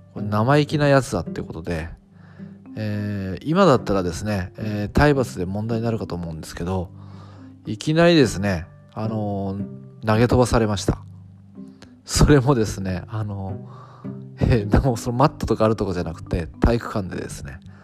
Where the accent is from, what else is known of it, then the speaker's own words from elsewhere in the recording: Fukuoka, Japan; 私地元は福岡なんですよね